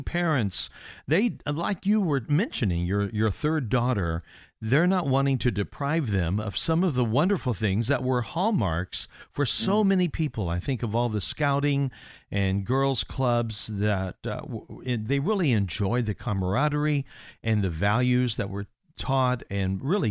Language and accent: English; Indiana, United States; moved away; my home state of Indiana